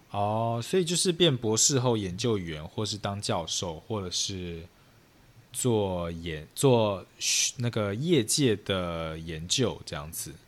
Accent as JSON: {"language": "Chinese", "country": "Taiwan", "said": "我自己就是身， 身为台湾人"}